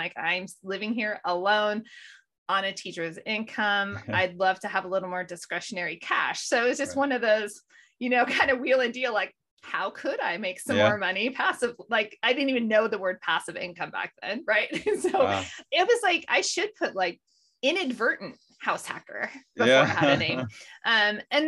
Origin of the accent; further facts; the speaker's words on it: Modesto, California, United States; moved away as an adult; also born or lived in Denver, Colorado; now in North Idaho, United States; I grew up in Modesto, California